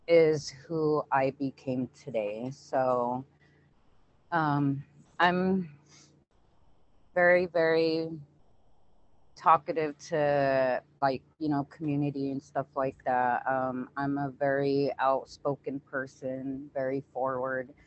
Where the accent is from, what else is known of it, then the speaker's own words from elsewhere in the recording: Wapato, Washington, United States; I'm from Waupato, Washington, born and raised